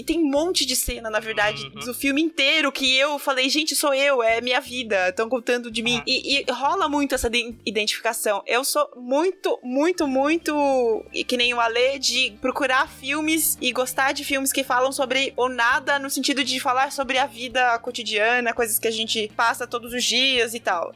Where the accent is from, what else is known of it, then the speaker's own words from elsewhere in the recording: Brazil; sou do Brasil